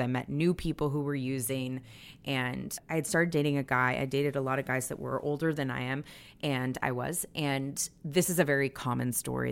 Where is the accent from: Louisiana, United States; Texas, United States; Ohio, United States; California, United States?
California, United States; the Bay Area, Northern; also born or lived in Providence, Rhode Island / Boston; I think I was like six and a half or seven when we moved to Northern California from Boston.